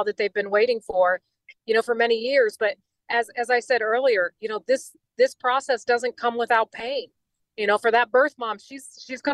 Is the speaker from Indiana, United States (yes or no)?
yes; Indiana, United States; I'm from Indiana. My husband is the mayor of our city